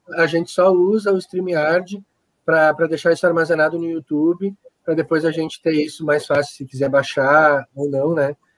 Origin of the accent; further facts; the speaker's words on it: Guaíba, Rio Grande do Sul, Brazil; moved away as an adult; also born or lived in Florianópolis; eu sou daqui, né, e tinha minha família aqui, a gente migrou para cá